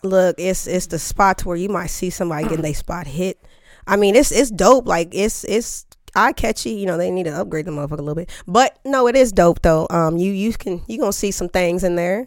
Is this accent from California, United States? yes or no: no; Topeka, Kansas, United States; moved away; I'm from Topeka, Kansas. Yes, good old Topeka